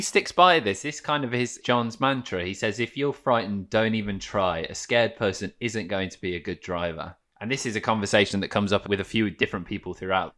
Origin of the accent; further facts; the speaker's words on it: Midlands, United Kingdom; I am from the Midlands